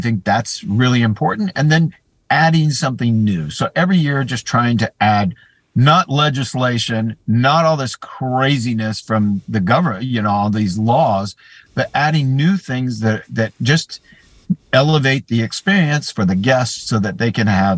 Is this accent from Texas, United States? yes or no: yes; Texas, United States; also born or lived in California / Florida; now in Orlando, United States; I grew up in Texas